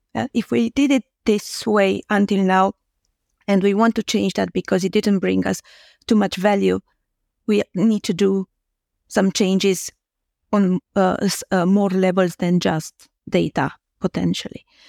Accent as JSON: {"language": "English", "country": "Romania", "second_language": "English", "said": "I'm Romanian, so English is not my, um, native language."}